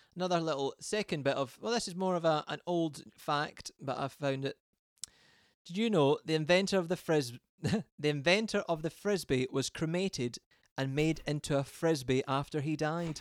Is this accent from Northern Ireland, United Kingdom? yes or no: no; Scotland, United Kingdom; I'm Scottish